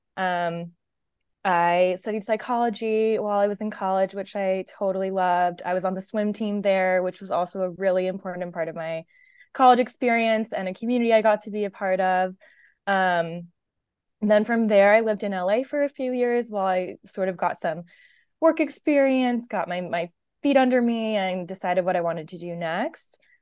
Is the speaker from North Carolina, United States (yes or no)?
no; Washington, District of Columbia, United States; moved away as an adult; now in California, United States; I grew up in the Washington, D C area. Um, so actually pretty far from where I live now in California